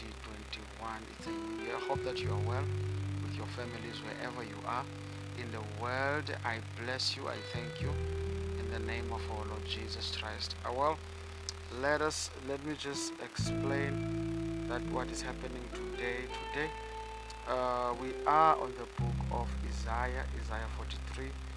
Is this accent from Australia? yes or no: no; South Africa; I come from South Africa